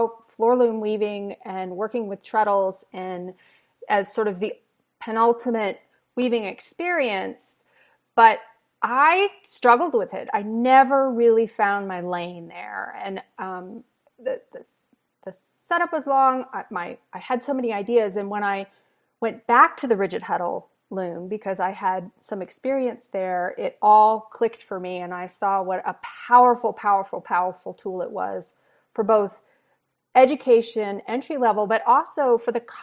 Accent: Virginia, United States; I grew up in Virginia

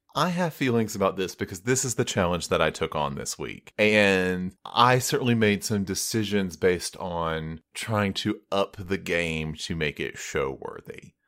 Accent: United States; I'm American

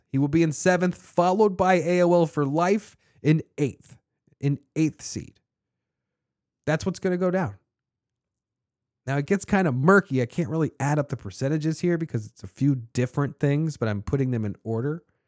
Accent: Annapolis, Maryland, United States; I'm from Annapolis, Maryland, the original Nap Town

